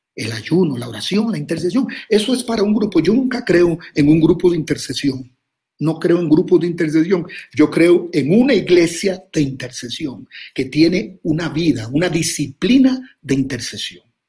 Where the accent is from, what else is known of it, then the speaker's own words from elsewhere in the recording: Costa Rica; soy de Costa Rica